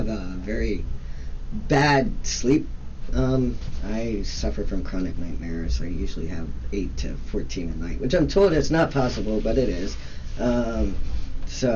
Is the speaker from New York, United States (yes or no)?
no; Pennsylvania, United States; moved away as an adult; now in California, United States; I've been in California for 11 years. I grew up in Pennsylvania